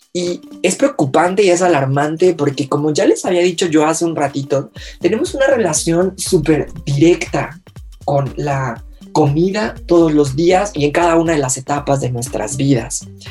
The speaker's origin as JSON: {"language": "Spanish", "country": "Mexico", "said": "todos como mexicanos mexicanos que somos"}